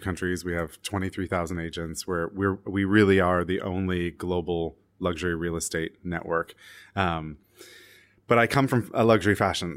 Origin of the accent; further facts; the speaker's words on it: Canada; now in New York City, United States; I'm Canadian.